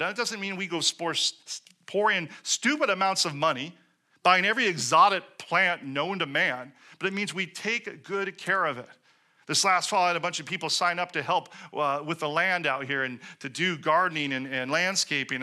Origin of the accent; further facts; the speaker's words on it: Seattle, Washington, United States; moved away; I come from Seattle, where we recycled literally everything